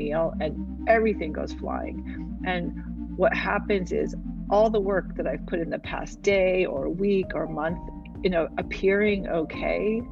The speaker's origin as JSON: {"language": "English", "town": "New York City", "region": "New York", "country": "United States", "tie": "born or raised there", "said": "I was born in Manhattan"}